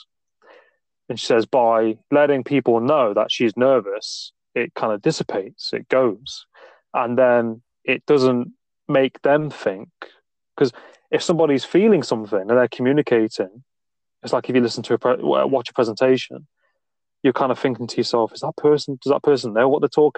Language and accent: English; Nottingham, East Midlands, United Kingdom; I'm from Nottingham, not too far from Stoke-on-Trent.